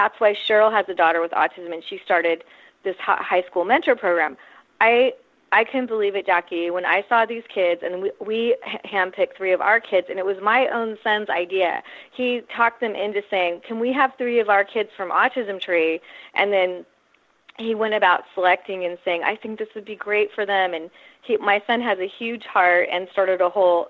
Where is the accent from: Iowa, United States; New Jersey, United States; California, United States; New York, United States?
California, United States; Silicon Valley; moved away as an adult; now in San Diego, United States; I'm actually from Silicon Valley, though I've lived in San Diego since I went to college here in 87